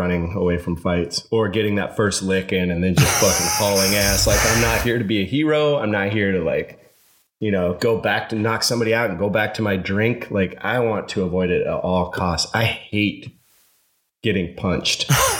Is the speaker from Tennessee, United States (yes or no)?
no; Evergreen, Colorado, United States; moved away; when I tell people I'm from Evergreen, Colorado